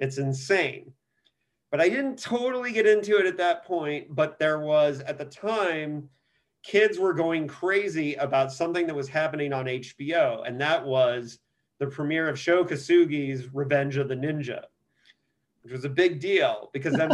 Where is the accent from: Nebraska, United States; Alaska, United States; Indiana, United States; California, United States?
Indiana, United States; moved away as an adult; now in San Diego, United States; I grew up in Indiana, and in Indiana we had we had a local channel